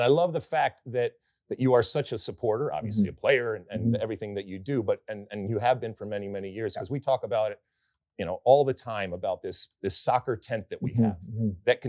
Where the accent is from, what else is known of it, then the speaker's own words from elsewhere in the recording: Detroit, Michigan, United States; I'm from Detroit.